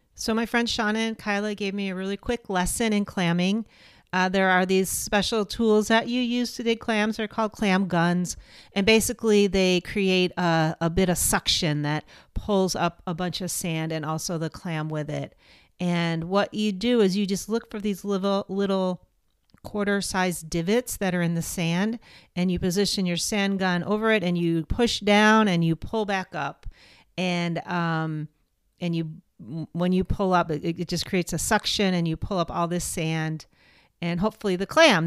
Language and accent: English; East Coast, United States; moved away; growing up on the East Coast